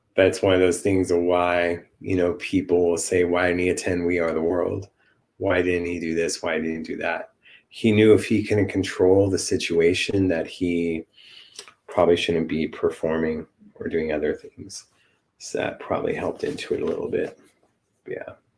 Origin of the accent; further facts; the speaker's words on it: Los Angeles, California, United States; my hometown